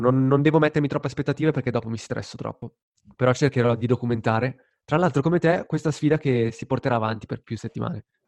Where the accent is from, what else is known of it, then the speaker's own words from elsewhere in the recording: Lugano, Ticino, Switzerland; moved away as an adult; sono tornato nella mia città natale, quindi a Lugano